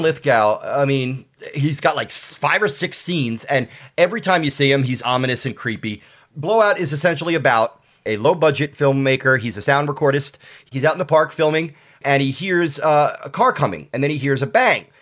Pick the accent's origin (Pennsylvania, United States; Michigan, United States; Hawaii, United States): Pennsylvania, United States; Philadelphia; also born or lived in Austin, Texas; I'm I'm born and raised in Philadelphia. I've lived in Austin a few times throughout my life, but uh, Philadelphia is my first and only home